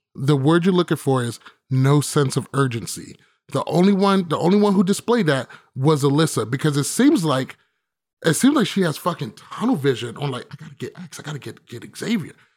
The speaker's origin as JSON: {"language": "English", "country": "United States", "said": "I'm from America"}